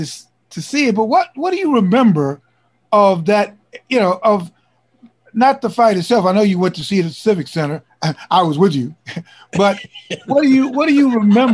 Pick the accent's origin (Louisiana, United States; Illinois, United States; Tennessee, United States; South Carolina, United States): Illinois, United States; Chicago; growing up in Chicago